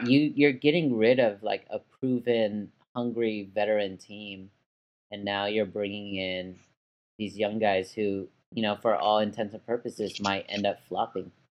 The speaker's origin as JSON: {"language": "English", "town": "Dallas", "region": "Texas", "country": "United States", "tie": "born or raised there", "said": "my hometown team, the Mavericks"}